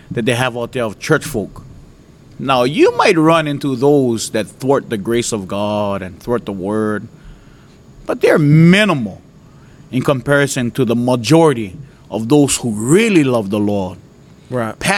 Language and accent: English; Hawaii, United States; when you're born and raised in Hawaii, there's this hatred you you kind of almost inherit